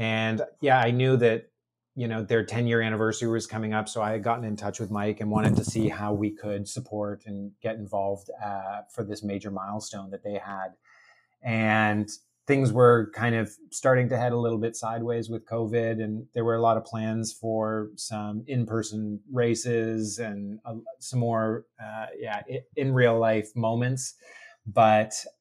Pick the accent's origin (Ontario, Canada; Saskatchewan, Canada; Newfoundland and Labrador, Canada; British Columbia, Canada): Ontario, Canada; Toronto; moved away as an adult; also born or lived in Oakville; now in Vancouver, Canada; although I'm based currently in Vancouver, originally I'm from Toronto